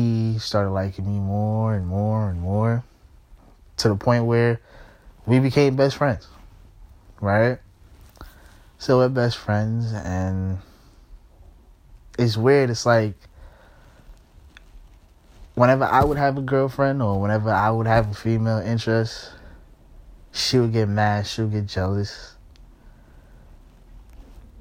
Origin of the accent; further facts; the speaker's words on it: New York, United States; I'm from New York, so, you know what I'm saying, like, I still live in New York, you know what I'm saying, so, this is high school in New York